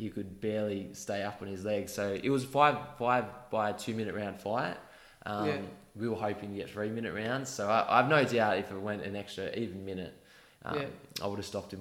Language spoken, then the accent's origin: English; Australia; my home country